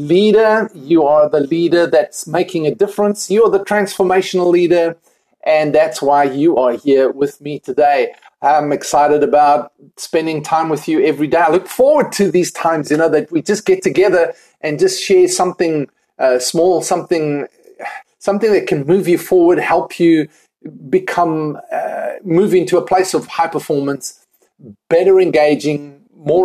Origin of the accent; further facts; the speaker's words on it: Cape Town, Western Cape, South Africa; moved away as an adult; also born or lived in United Kingdom; now in Pennsylvania, United States; I am originally from South Africa, Cape Town, South Africa, and moved to the United Kingdom about 10 years ago